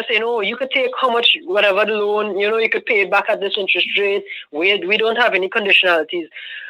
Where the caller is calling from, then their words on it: Trinidad & Tobago; I'm actually calling from the Caribbean. I'm in Trinidad and Tobago.